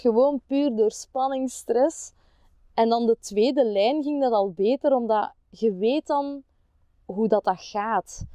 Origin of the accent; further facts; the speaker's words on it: Opwijk, Flanders, Belgium; now in Kempen, Belgium; ik ben oorspronkelijk van Opwijk